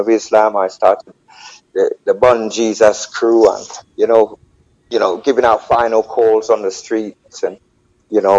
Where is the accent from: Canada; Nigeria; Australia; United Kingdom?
United Kingdom; London; also born or lived in Clarendon, Jamaica; I'm just a little singer man from out of London City